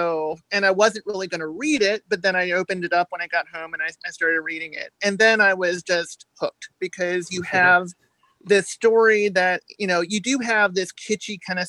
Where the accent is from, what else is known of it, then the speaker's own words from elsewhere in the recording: Maryland, United States; moved away as an adult; also born or lived in Louisville, Kentucky; now in Southern Indiana, United States; I was born in Maryland. I lived in Maryland until I was about 30 years old. And I have spent just about the last 20 years here in Southern Indiana and or Louisville, Kentucky.